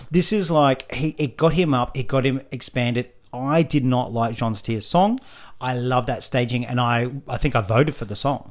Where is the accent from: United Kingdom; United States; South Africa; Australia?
Australia; as Australian fans